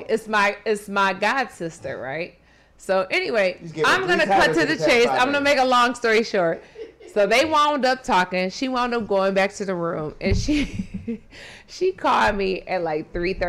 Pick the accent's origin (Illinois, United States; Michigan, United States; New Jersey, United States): Michigan, United States; Grand Rapids; moved away; my hometown of Grand Rapids, Michigan.